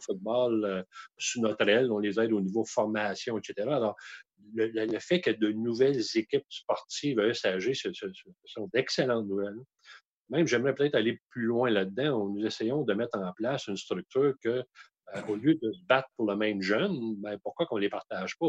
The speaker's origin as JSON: {"language": "French", "area": "Outaouais", "region": "Quebec", "country": "Canada", "said": "chez nous en Outaouais"}